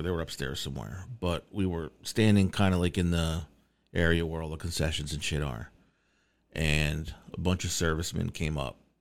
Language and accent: English; New York, United States; being a New Yorker